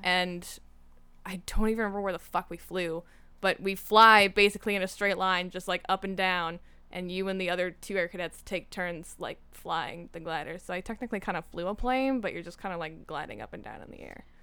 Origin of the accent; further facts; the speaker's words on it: Niagara region, Ontario, Canada; growing up in the Niagara region